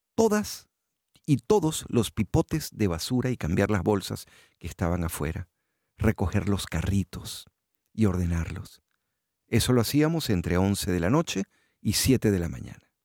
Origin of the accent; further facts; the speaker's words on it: Venezuela; moved away as an adult; also born or lived in Houston, United States; now in South Florida, United States; Yo me fui de Venezuela un 4 de abril de 2015